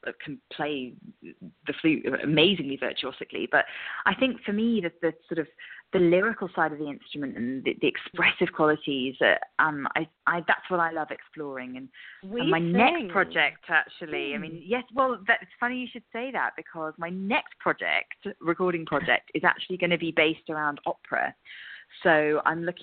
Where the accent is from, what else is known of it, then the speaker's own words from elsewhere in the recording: England, United Kingdom; now in Scotland; obviously I'm English